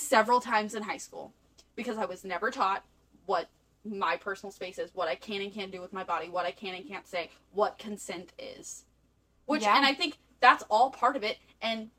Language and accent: English; the South, United States; we're from the South